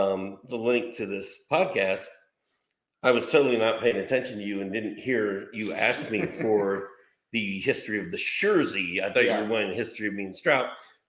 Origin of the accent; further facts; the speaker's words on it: Bloomington, Indiana, United States; now in Dahlonega, United States; He went to Indiana University, Bloomington. I kind of grew up in Bloomington. And now we're down here.